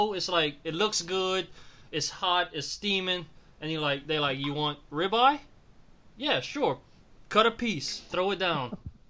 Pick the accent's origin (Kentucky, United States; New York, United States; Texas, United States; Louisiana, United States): Louisiana, United States; South; We're all from South Louisiana.